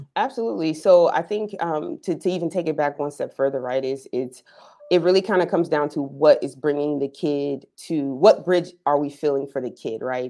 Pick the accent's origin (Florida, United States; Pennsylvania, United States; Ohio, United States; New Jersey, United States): New Jersey, United States; moved away as an adult; now in Orange County, United States; I'm originally from New Jersey, so I was a, a club kid growing up.